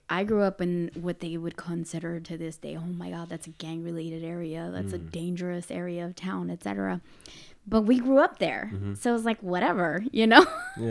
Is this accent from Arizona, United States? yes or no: yes; Arizona, United States; I grew up in Barrio Hollywood.